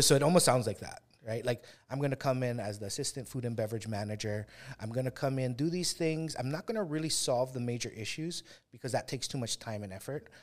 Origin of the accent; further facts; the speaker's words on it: Kauai, Hawaii, United States; we come from Kauai